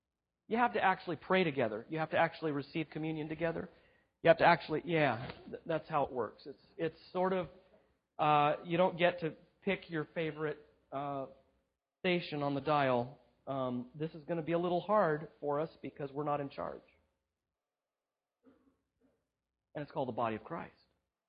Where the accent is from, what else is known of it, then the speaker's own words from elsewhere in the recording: Southern California, United States; white, middle class, born and raised in Southern California.